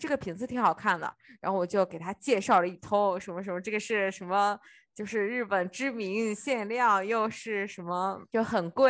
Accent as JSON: {"language": "Chinese", "country": "China", "also_born_or_lived": "Osaka, Japan", "moved": "yes", "lives_now": "Japan", "said": "帮我们中国人省一点钱。"}